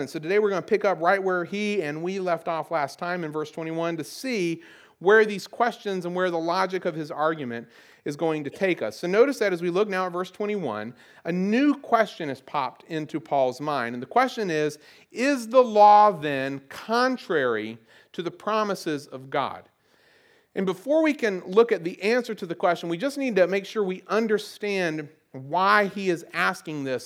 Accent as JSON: {"language": "English", "area": "the South", "region": "Southern United States", "country": "United States", "accent": "southern", "said": "my old southern accent"}